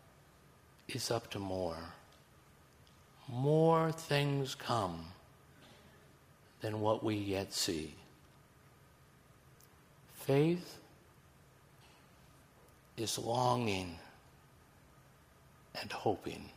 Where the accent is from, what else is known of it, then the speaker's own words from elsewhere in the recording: Missouri, United States; I'm from Missouri